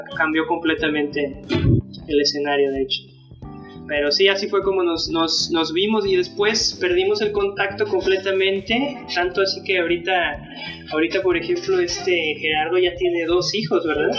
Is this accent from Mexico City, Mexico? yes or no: no; San Luis Potosí, Mexico; nosotros eh, somos de San Luis Potosí, somos de, la ciudad de, la capital